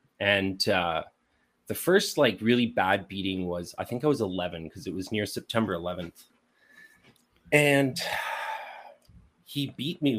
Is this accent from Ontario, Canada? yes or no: no; Montreal, Quebec, Canada; born or raised there; also born or lived in Winnipeg, Manitoba